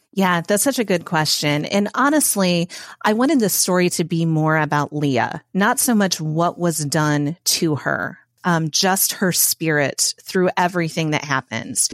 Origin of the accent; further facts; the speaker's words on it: Indiana, United States; moved away as an adult; also born or lived in Matthews, North Carolina; now in North Carolina, United States; I'm from Indiana. It's where I spent nearly forty years of my life